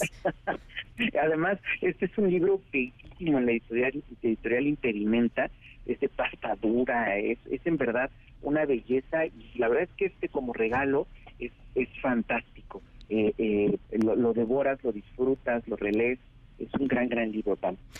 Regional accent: Oaxaca, Mexico; mi pueblo de Oaxaca

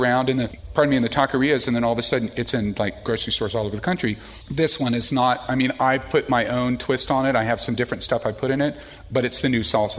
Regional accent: Austin, Texas, United States; moved away as an adult; now in Vashon Island, United States; Where I'm from in Central Texas, I'm from Austin.

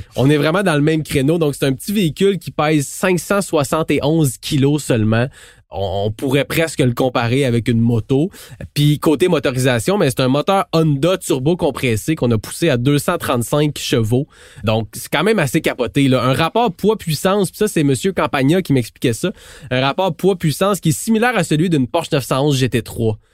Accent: Quebec, Canada; C'est chez nous au Québec

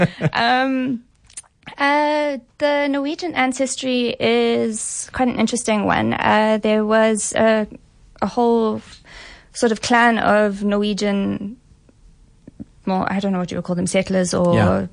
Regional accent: Johannesburg, Gauteng, South Africa; also born or lived in London; born and raised in Johannesburg.

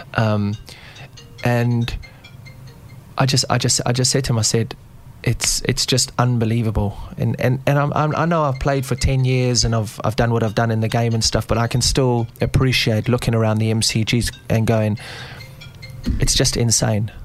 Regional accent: South Africa; moved away; being South African and being brought up in, in, the outdoor spaces in Africa

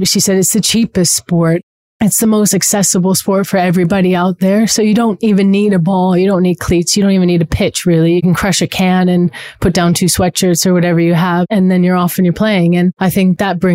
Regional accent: Los Angeles, California, United States; also born or lived in New Zealand; My parents are both Kiwis. They were born in Christchurch, but my sister and I were born in LA. So we grew up sort of being Kiwi American

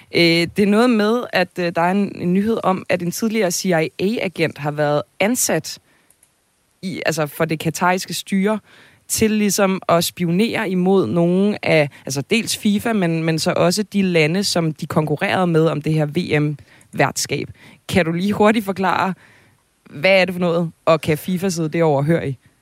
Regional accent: Zealand, Denmark; Jeg er også født og opvokset på Sjælland

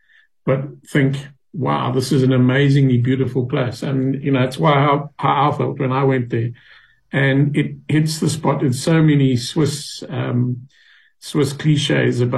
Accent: South Africa

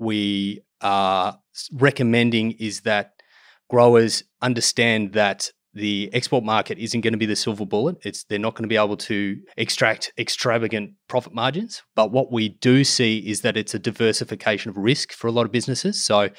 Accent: Australia; to develop those markets and build those long-term trading partners, which is what we sorely need as Australian exporters

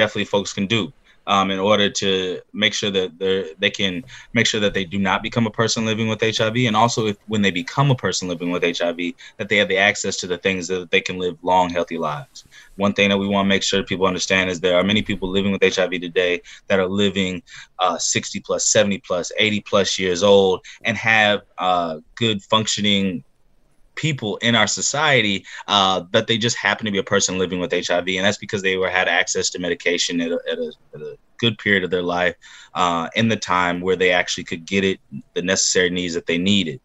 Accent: Georgia, United States; My people come from the state of Alabama. I was born and raised in Georgia

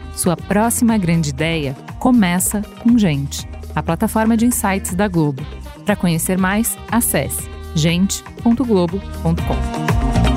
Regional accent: Brazil; A gente, como brasileiros

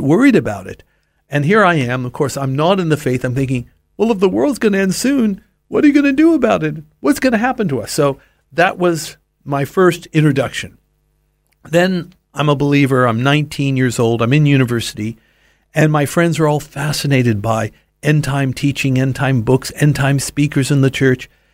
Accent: Los Angeles, California, United States; I grew up in Los Angeles

